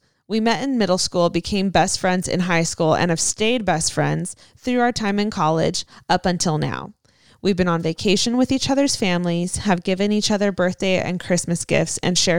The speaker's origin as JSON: {"language": "English", "town": "San Diego", "region": "California", "country": "United States", "said": "I am 19 years old and I'm from San Diego, California. Love San Diego."}